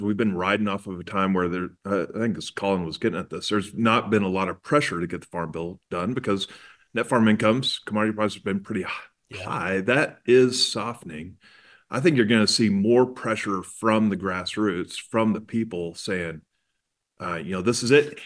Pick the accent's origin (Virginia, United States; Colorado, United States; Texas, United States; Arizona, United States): Texas, United States; As a Texan